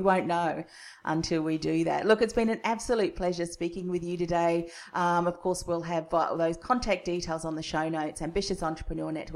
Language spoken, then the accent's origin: English; Australia; accent: Aussie; my Aussie accent